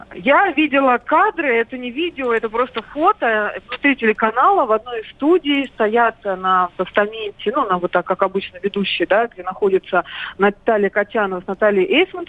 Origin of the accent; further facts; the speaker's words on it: Belarus; moved away; сама родом из Беларуси, много там времени провела и в детстве, и сейчас много бывает.